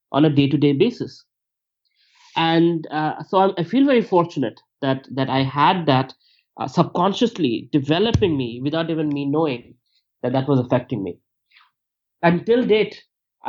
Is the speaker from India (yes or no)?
yes; India; moved away as an adult; also born or lived in United States; I was not judged for being Indian or brown